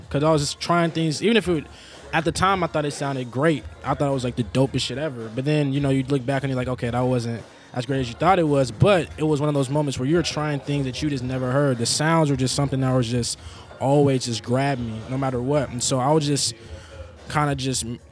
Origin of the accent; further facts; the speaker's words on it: Seattle, Washington, United States; moved away as an adult; now in Portland, United States; I'm from Seattle, Washington